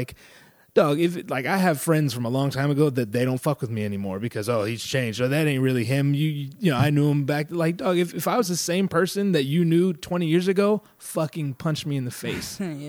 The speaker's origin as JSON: {"language": "English", "region": "California", "country": "United States", "tie": "born or raised there", "said": "So like I grew up in Northern California in like the sticks."}